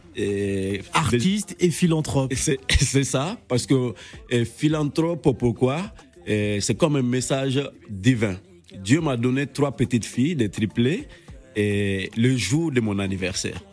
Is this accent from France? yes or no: no; Mali; also born or lived in Mounana, Gabon; je suis sorti à l'âge de 6 ans. Je suis venu au Mali